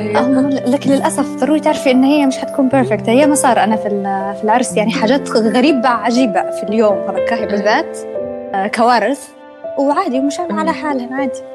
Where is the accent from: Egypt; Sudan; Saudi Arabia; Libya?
Libya; Benghazi, Cyrenaica; moved away as an adult; now in Tripoli, Libya; انا اصلا من بنغازي وانا في بنغازي